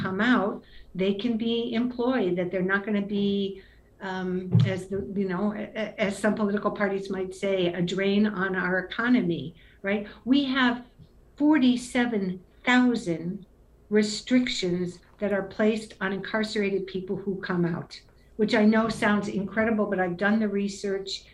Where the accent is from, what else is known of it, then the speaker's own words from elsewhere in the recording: Cleveland, Ohio, United States; moved away; also born or lived in Haiti; I grew up in Cleveland, which, you know, literally and figuratively, I'm a native of Cleveland, Ohio